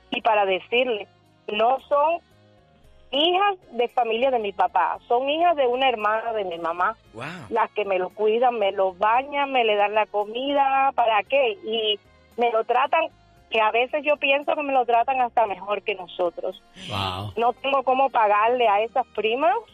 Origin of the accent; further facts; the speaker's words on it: Cuba; somos cubanos y no tengo de verdad que no tengo cómo pagarle porque si no mi papá estuviera allá, allá no hay las condiciones como aquí